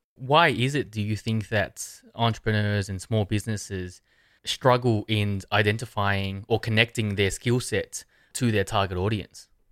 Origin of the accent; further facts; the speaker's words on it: Australia; I'm from Australia.